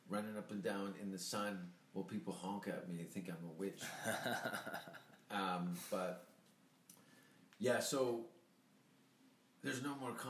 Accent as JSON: {"language": "English", "town": "Hamilton", "region": "Ontario", "country": "Canada", "moved": "as an adult", "lives_now": "Los Angeles, United States", "said": "fellow Hamiltonian."}